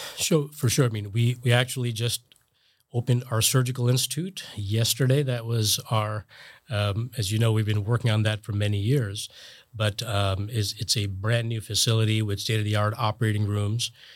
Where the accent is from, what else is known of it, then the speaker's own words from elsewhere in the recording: New Jersey, United States; moved away as an adult; also born or lived in Connecticut / Boston; now in Florida, United States; I grew up in New Jersey, and my folks still live there.